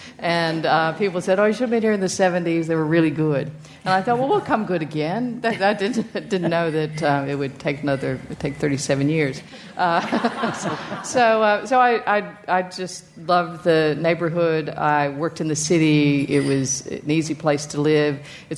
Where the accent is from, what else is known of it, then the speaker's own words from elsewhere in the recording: United States; moved away as an adult; now in Richmond, Australia; Well, I'm from the United States, and I moved to Richmond in 1989.